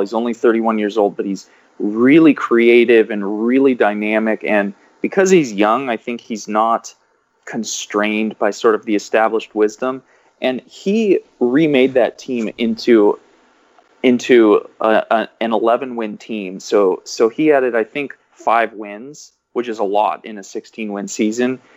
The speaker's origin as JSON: {"language": "English", "region": "Washington", "country": "United States", "said": "I'm from Washington"}